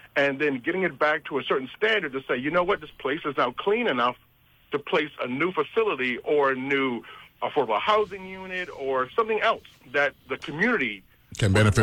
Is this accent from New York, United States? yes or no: yes; New York City, New York, United States; now in New Jersey, United States; I was raised in Brooklyn, New York